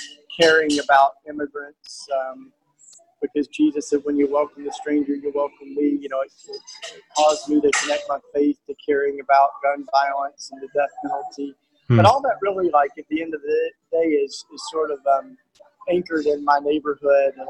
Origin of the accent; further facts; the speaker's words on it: outside of Knoxville, East Tennessee, United States; moved away; also born or lived in Philadelphia; I'm a Tennessee boy. I grew up down on the east side of Tennessee and outside of Knoxville, Tennessee